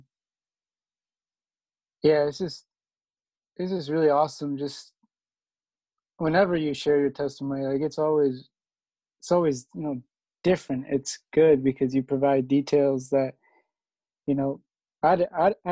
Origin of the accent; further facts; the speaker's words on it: Alexandria, Virginia, United States; I'm from Alexandria